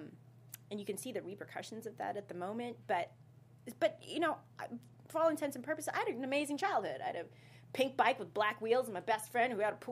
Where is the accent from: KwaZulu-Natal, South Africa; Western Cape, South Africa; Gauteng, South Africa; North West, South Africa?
KwaZulu-Natal, South Africa; growing up in South Africa